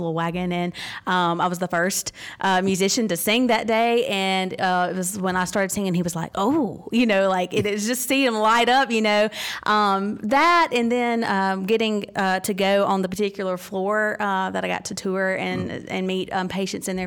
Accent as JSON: {"language": "English", "region": "Mississippi", "country": "United States", "tie": "born or raised there", "said": "I grew up, born and raised in Mississippi."}